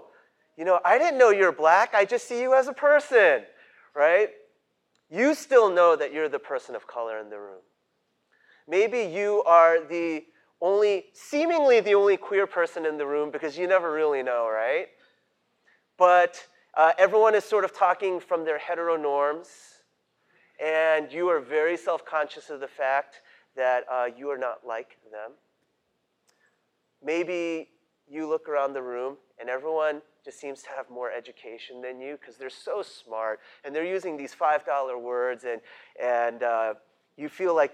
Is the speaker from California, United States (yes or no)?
no; New York City, New York, United States; also born or lived in Great Neck, Long Island, New York; I grew up in Queens